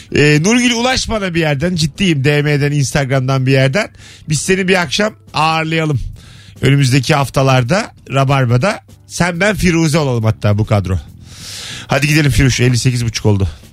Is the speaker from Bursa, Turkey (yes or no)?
yes; Bursa, Turkey; Biz Bursalılar olarak